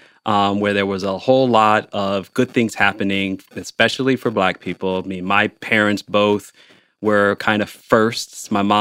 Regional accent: Chicago, Illinois, United States; now in Bloomington, United States; I grew up in Chicago. But we moved to Bloomington, Indiana, which is about 4% black.

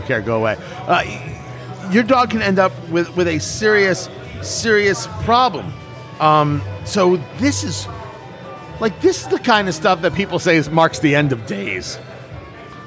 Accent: New Jersey, United States; I grew up in New Jersey

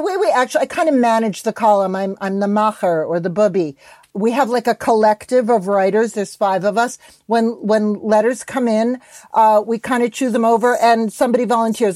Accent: New York, United States; I'm a New Yorker

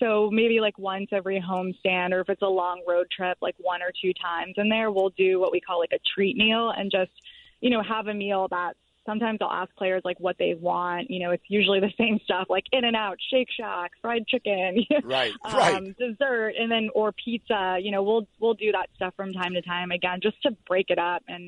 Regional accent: Florida, United States; moved away; I'm from the East Coast. I grew up in Florida

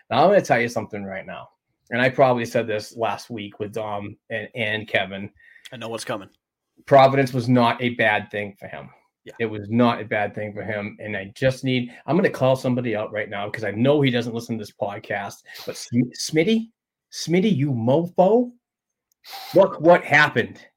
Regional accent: Sweden; English is a second language; you're from Alaska. I'm from Sweden, but somehow we're family

